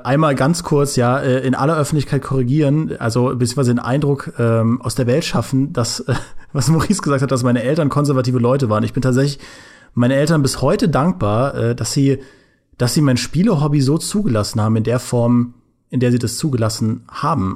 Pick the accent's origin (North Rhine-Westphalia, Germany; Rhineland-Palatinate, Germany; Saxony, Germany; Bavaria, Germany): Rhineland-Palatinate, Germany; Trier; im äh, Ratio bei uns in Trier